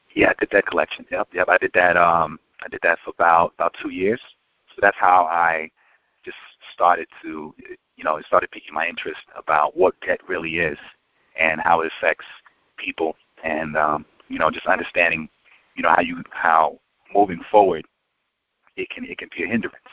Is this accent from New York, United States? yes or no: yes; New York City, New York, United States; I'm originally from New York and um, from Queens